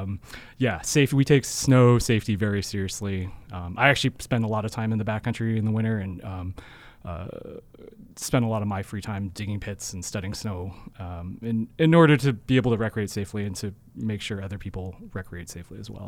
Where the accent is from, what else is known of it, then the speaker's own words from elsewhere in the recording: Seattle, Washington, United States; moved away as an adult; also born or lived in Utah; now in Cache Valley, United States; I'm originally from Seattle and, um, I grew, was fortunate enough to grow up skiing